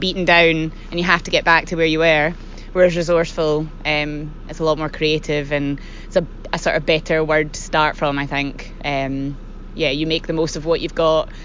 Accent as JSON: {"language": "English", "area": "Jura", "region": "Scotland", "country": "United Kingdom", "said": "I'm from Jura originally, and I moved back there after studying art school, and it's home"}